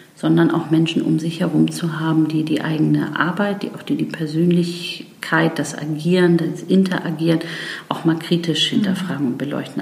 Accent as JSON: {"language": "German", "town": "Bargteheide", "region": "Schleswig-Holstein", "country": "Germany", "tie": "born or raised there", "also_born_or_lived": "Freiburg / England / New York", "moved": "as an adult", "said": "zurück in den Norden zu mhm. gehen wo meine Heimat ist, wo mein Herz hängt"}